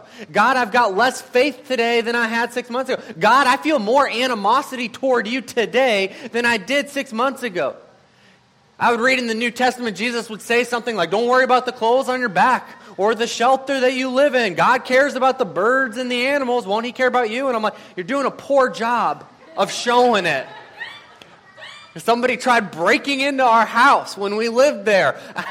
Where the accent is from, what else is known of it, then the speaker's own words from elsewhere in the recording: Madison, Wisconsin, United States; And I'm like, I'm from Madison. What is that?